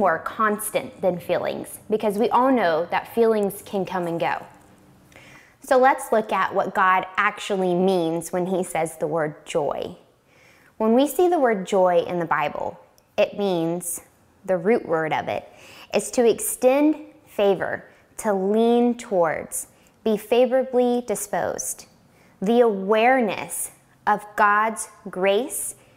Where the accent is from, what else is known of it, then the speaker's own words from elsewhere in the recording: North Carolina, United States; moved away; there was a neighborhood that I grew up in North Carolina